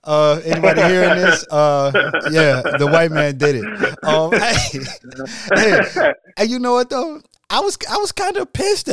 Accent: Detroit, Michigan, United States; now in Atlanta, United States; I'm from Detroit

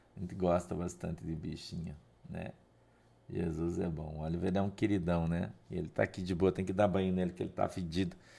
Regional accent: Curitiba, Paraná, Brazil; moved away as an adult; now in Guaratuba, Brazil; A gente tinha uma casa é, num bairro de Curitiba, já muito antiga, muito antiga. Já estava bem velha quando eu fui morar lá, né? E morei até eu vim embora para Guaratuba, acho que 14, 13, 14 anos atrás eu vim morar para Guaratuba. Mas é, aquela casa foi onde eu nasci

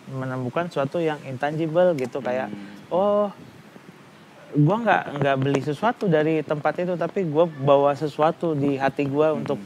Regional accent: Makassar, South Sulawesi, Indonesia; iya gue Makassar, Makassar terus

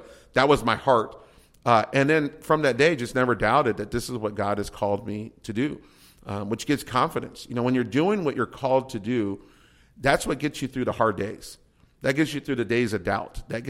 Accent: San Antonio, Texas, United States; moved away as an adult; now in Corunna, United States; I'm a Texan.

